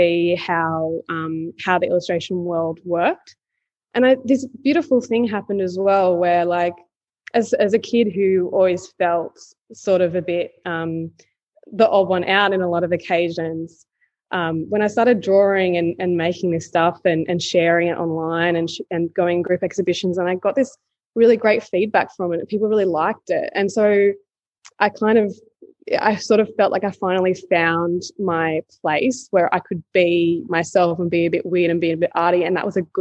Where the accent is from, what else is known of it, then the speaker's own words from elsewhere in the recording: Newcastle, New South Wales, Australia; also born or lived in Sydney; I grew up in Newcastle, which is like a regional town in New South Wales.